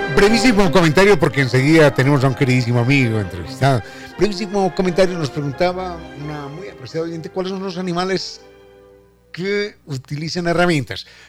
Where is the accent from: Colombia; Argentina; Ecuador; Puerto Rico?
Ecuador; nuestro castellano ecuatoriano, de nuestros ecuatorianismos